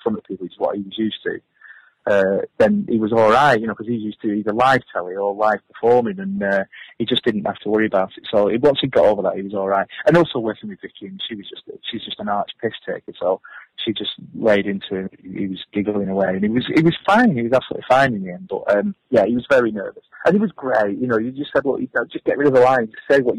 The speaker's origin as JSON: {"language": "English", "town": "Accrington", "region": "North West England", "country": "United Kingdom", "said": "I'm from Accrington. I grew up as a welder"}